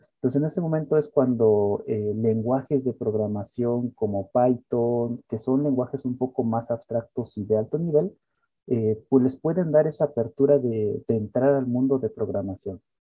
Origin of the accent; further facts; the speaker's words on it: Querétaro, Mexico; Yo soy queretano completamente